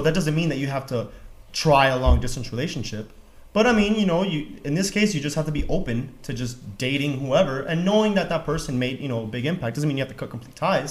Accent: Miami, Florida, United States; I'm from Miami

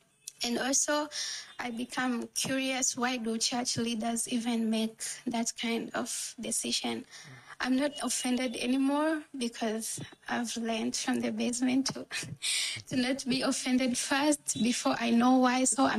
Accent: India; I'm 19 from India.

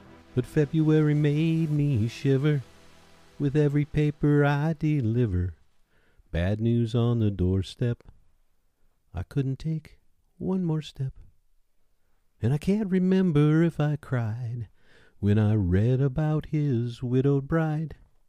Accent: Michigan, United States; when I was growing up in Michigan, I was living off U.S. Interstate 131.

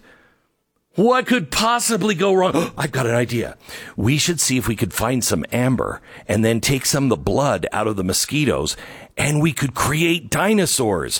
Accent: Washington, United States; I'm from Washington

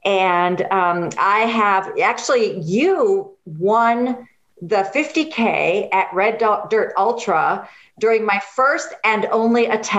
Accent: Wisconsin, United States; I'm from Wisconsin. I've lived all over

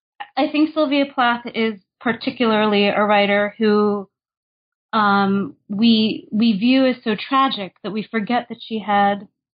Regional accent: New Jersey, United States; and I am from New Jersey.

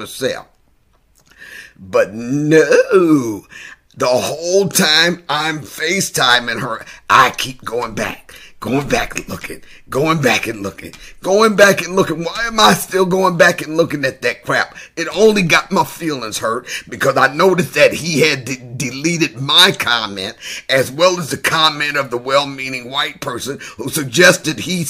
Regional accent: Michigan, United States; moved away; I moved back to Michigan

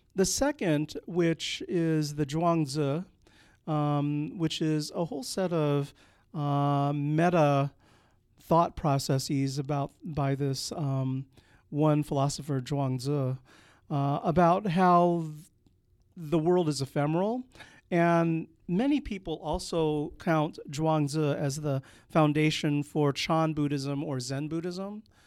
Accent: California, United States; born or raised there; also born or lived in Philippines; now in Indiana, Pennsylvania, United States

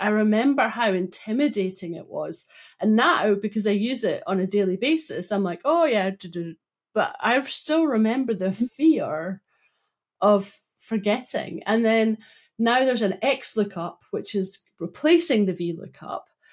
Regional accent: Broughty Ferry, Scotland, United Kingdom; I grew up in Broughty Ferry

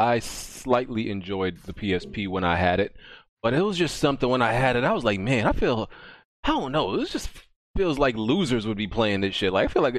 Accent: New York, United States; as a New Yorker

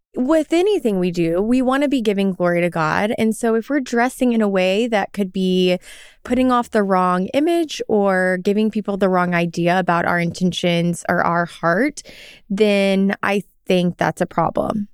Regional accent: Arkansas, United States; moved away as an adult; I grew up in Arkansas, so the South

